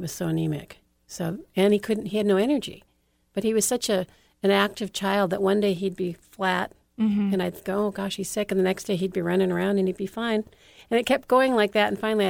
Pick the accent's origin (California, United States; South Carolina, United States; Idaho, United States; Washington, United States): California, United States; now in Hawaii, United States; No, I was born in California.